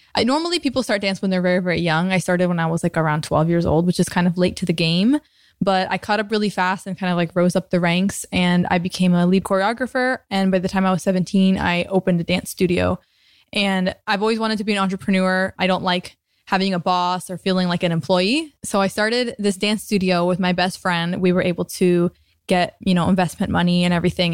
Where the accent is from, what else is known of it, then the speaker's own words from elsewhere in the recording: Tampa, Florida, United States; also born or lived in New Jersey; now in Venice, United States; I grew up in Tampa, Florida. I was actually born in New Jersey, but grew up in Florida, so I'm a Floridian at heart.